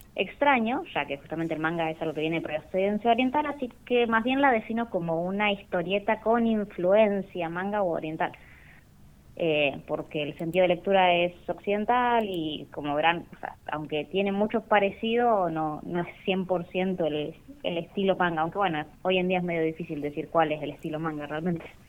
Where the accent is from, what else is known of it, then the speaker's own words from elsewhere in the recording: Rawson, Chubut, Argentina; yo soy de Rawson